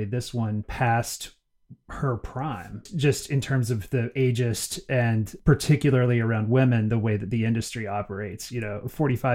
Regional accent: Northeast Alabama, United States; I grew up in Northeast Alabama

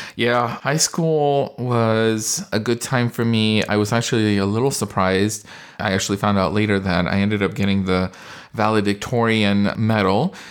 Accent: California, United States; I was born and raised in California

